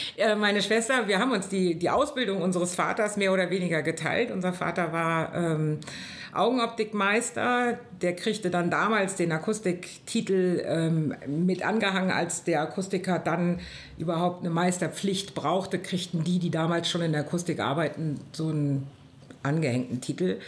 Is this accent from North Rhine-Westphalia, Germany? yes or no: yes; Bonn, North Rhine-Westphalia, Germany; bin eine Urbonnerin.